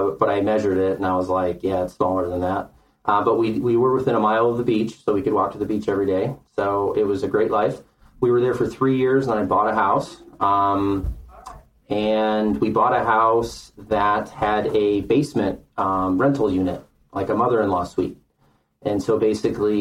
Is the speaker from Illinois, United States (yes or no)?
yes; Lake County, Illinois, United States; moved away as an adult; also born or lived in Kauai, Hawaii / Colorado; now in Southern Colorado, United States; I grew up in Lake County, Illinois